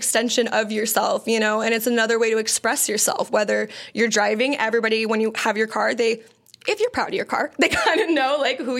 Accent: San Diego, California, United States; I grew up in San Diego, so I grew up in two different cultures

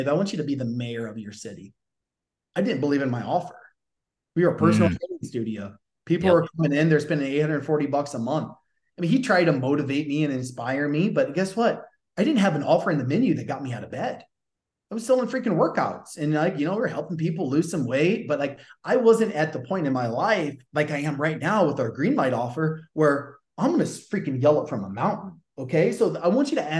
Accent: the South, United States; accent: Southern; my Southern accent

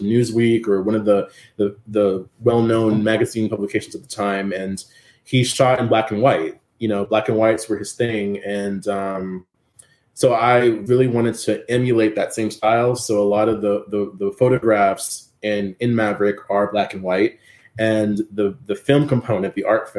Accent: San Antonio, Texas, United States; my hometown of San Antonio

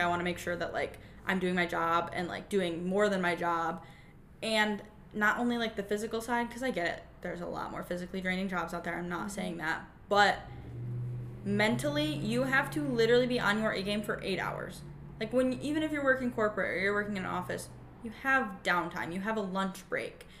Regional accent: Michigan, United States; I'm from Michigan

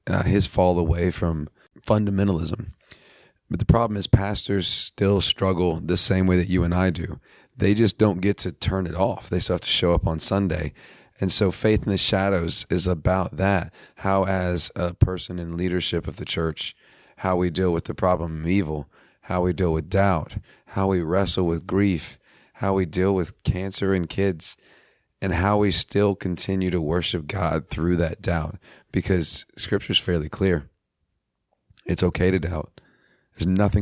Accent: Texas, United States; I'm also from Texas.

